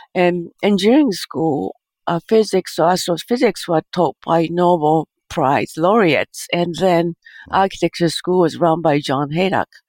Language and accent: English; Japan; moved away; I think my childhood in Japan is I grew up uh, post World War II